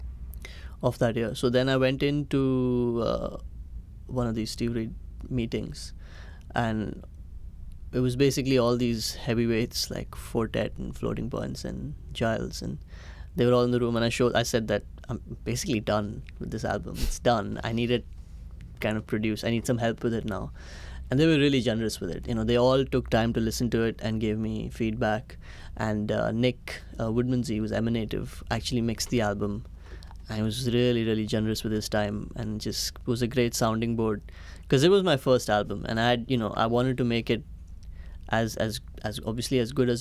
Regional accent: India; moved away as an adult; also born or lived in United States / Chennai, India; now in London, United Kingdom; I was born in the US, but my parents decided to move back to India

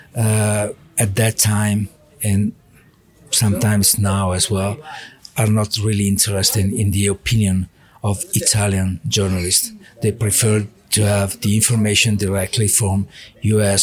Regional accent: Milan, Lombardy, Italy; English is a second language; moved away as an adult; also born or lived in Monza; now in Faenza, Italy; I was born in Milano. So I, I, lived in Milano 30 years.

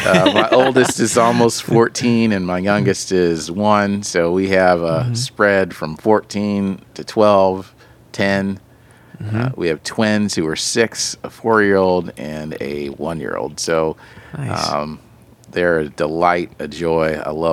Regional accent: East Coast, United States; moved away as an adult; now in Chicago, United States; So I've been a resident of Chicago for 20 years. I was a transplant from the East Coast.

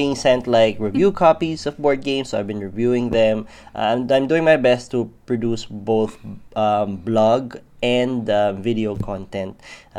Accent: Australia; H, because we're Aussie.

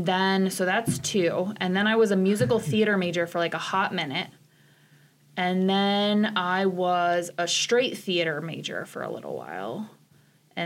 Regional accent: Wilmington, Ohio, United States; now in Nebraska, United States; I grew up in Wilmington, Ohio, which is a relatively small town for Ohio

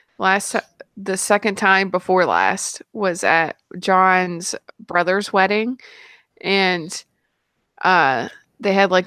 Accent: West Virginia, United States; I'm definitely from West Virginia

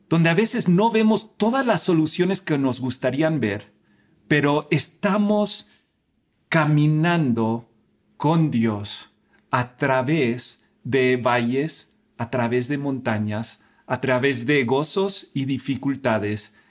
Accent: Spain; also born or lived in United States; Yo nací en Estados Unidos, pero me crié en España. Y, en, España es un país católico como México.

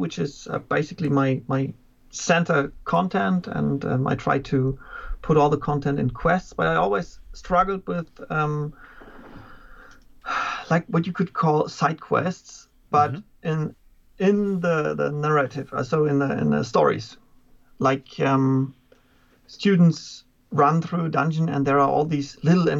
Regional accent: Germany; from Germany. I'm teaching German and history at a gymnasium

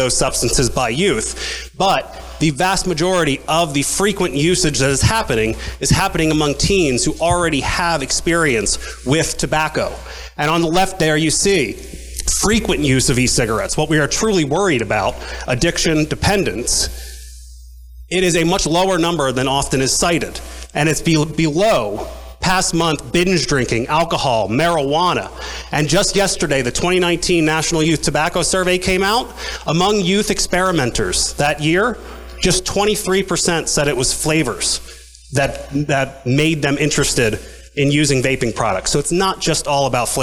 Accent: Medford, New Jersey, United States; I'm born and raised in New Jersey, in Medford

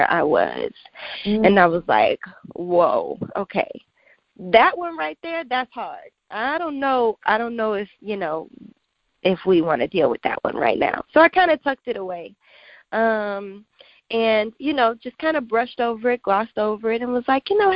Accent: Louisiana, United States; now in Houston, United States; I was born in Louisiana. That's where all of my family is, and I go back there pretty often. And so I claim that I am still a true Louisianian

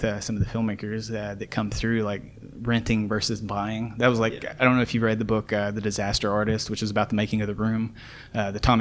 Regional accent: Muhlenberg County, Kentucky, United States; I'm from Muhlenberg County originally

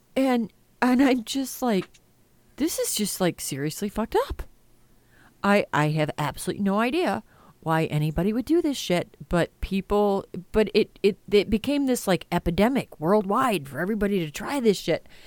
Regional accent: United States; I'm an American.

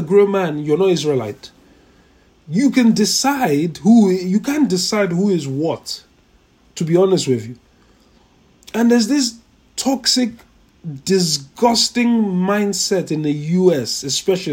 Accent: Nigeria; I'm a Nigerian. Am I a Nigerian? I say I'm a Nigerian, but in reality, so if anything, I'm not a Nigerian. I'm a Yoruba man

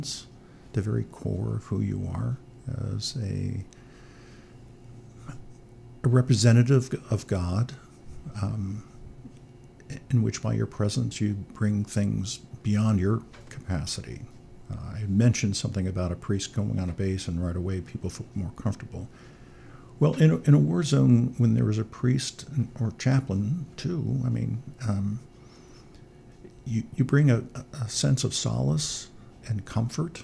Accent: Tarpon Springs, Florida, United States; I grew up in Tarpon Springs, Florida, and went to Clearwater Central

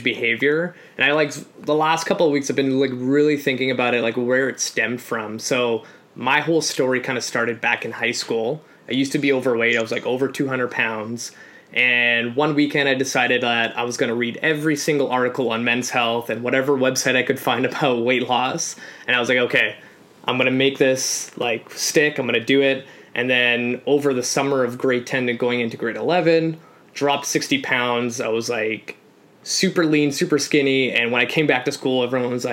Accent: Canada; also born or lived in Poland; So I'm an immigrant. So I came to Canada from Poland at 3

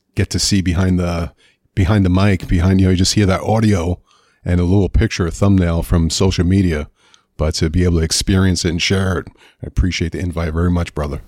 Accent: New York City, New York, United States; moved away; Grew up in Queens, New York

